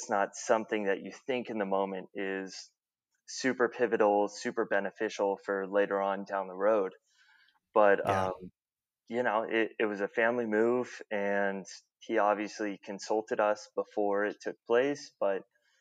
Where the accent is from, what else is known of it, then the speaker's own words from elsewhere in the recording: Orange County, Southern California, United States; also born or lived in Plano, Texas / Georgia / Sonoma County; I grew up down in Orange County, down in Southern California